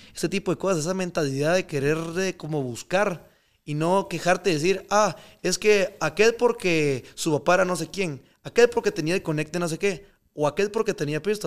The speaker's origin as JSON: {"language": "Spanish", "country": "Guatemala", "also_born_or_lived": "Miami", "moved": "yes", "said": "yo, aunque viva afuera y lo que sea, yo soy de Guate."}